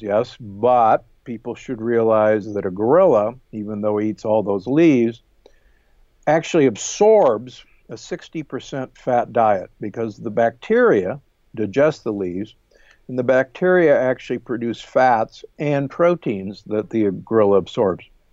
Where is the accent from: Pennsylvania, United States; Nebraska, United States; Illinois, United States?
Nebraska, United States; Omaha; moved away; also born or lived in Milwaukee, Wisconsin; I grew up in Omaha, Nebraska, and uh, actually in Milwaukee, just above you